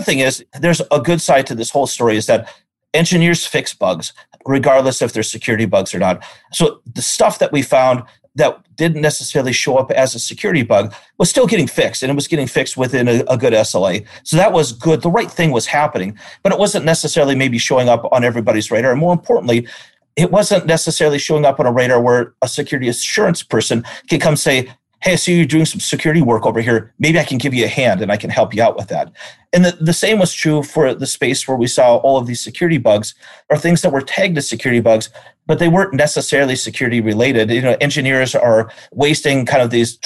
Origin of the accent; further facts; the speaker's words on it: North Dakota, United States; moved away as an adult; also born or lived in Omaha, Nebraska; I'm originally from North Dakota, part of the small cluster of people that in this world that are from North Dakota